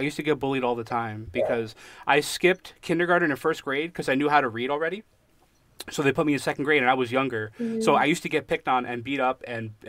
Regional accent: United States; Yeah, I've been here my whole life.

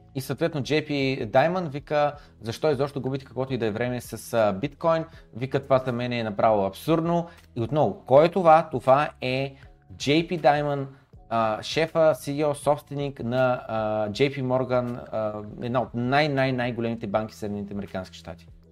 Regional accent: Bulgaria; докато се намирам в България и съм българин

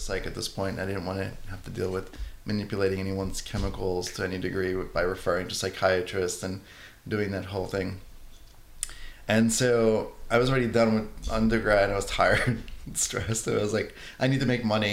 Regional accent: New York City, New York, United States; I'm Italian from the Bronx. And growing up in an Italian household

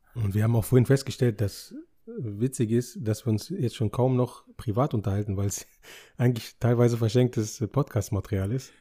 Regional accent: Germany; Wir sind ja hier geboren

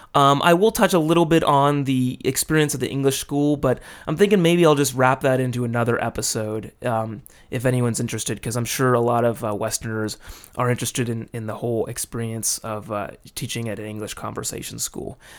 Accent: Los Angeles, California, United States; moved away as an adult; now in Japan; my hometown being L A, that's a pretty big ass city

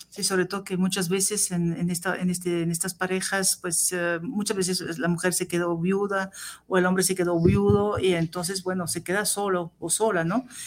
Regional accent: Tunisia; now in France; nací en Túnez, así que eh, yo soy más

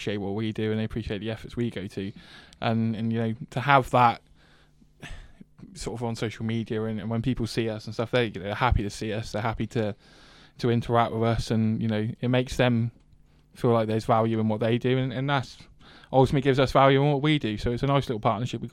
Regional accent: Reading, South East England, United Kingdom; now in Gloucestershire, United Kingdom; I'm originally from Reading. I'm not from the county

